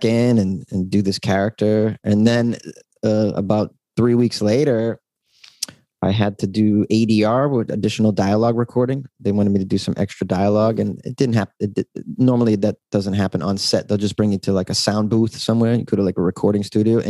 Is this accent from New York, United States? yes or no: no; Boston, Massachusetts, United States; now in Los Angeles, United States; I'm from Boston